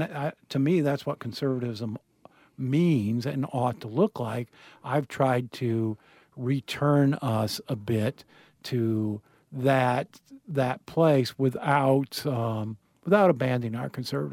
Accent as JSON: {"language": "English", "town": "Burkesville", "region": "Kentucky", "country": "United States", "tie": "born there", "said": "I was born in Berksville, Kentucky, which is in the foothills of the Appalachians. No hospital. I was born in a doctor's office, taken home right away to the only way I can describe it is a three-room shack"}